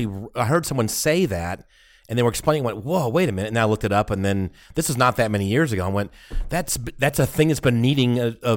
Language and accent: English; Texas, United States; Oh, my God. I'm from Texas. We know that.